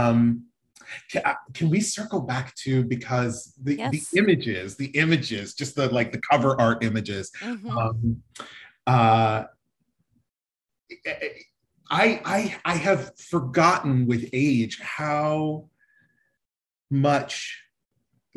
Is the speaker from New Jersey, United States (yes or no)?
no; Denver, Colorado, United States; growing up in Denver